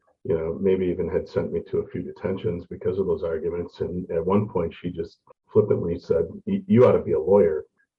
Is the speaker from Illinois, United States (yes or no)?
no; Mosinee, Wisconsin, United States; moved away as an adult; also born or lived in Grand Rapids, Minnesota; now in Rochester, United States; Yeah, so I am I was born in Grand Rapids, Minnesota. And I like to say that I was exiled to Wisconsin for 17 years. So I grew up in Mosinee, Wisconsin, a small town by Wausau, actually a really good place to grow up as a Viking fan.